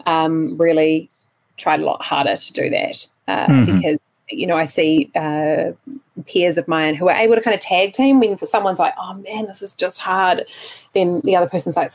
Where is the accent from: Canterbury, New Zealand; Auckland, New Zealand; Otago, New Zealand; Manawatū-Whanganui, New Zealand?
Otago, New Zealand; Dunedin; moved away as an adult; now in Wellington, New Zealand; it is my hometown